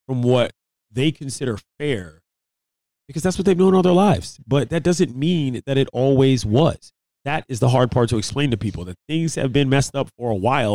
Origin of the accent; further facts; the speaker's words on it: United States; as the American people